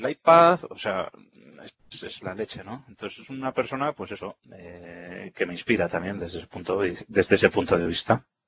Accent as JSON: {"language": "Spanish", "town": "Vitoria-Gasteiz", "region": "Basque Country", "country": "Spain", "said": "yo ya sabes que soy de Vitoria"}